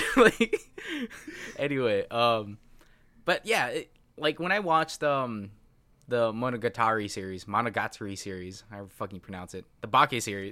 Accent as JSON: {"language": "English", "country": "United States", "second_language": "English", "said": "I'm a hundred percent American."}